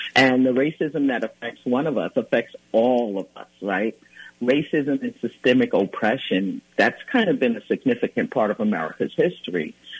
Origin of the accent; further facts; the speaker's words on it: New York City, New York, United States; now in Minnesota, United States; I was born and raised in Brooklyn, New York